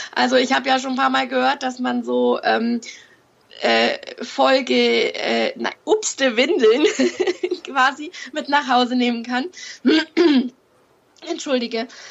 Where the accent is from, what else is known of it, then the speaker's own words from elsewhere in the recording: Fürth, Bavaria, Germany; Ich komme aus Fürth in Franken